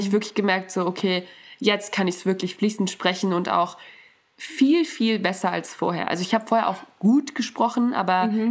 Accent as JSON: {"language": "German", "country": "Germany", "tie": "born or raised there", "said": "ich bin in Deutschland aufgewachsen"}